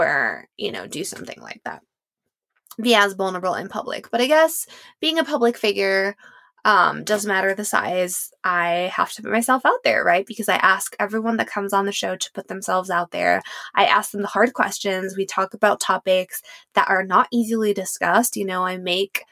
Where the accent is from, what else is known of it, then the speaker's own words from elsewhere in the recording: Mexico; moved away as an adult; also born or lived in Paris; growing up in Mexico